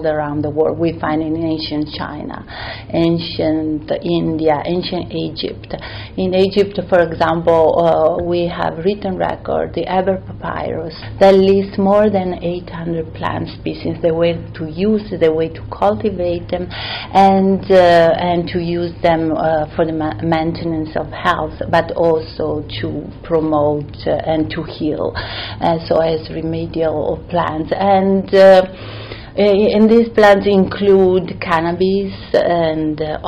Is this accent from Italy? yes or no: yes; Italy; moved away; I grew up and I was raised in Italy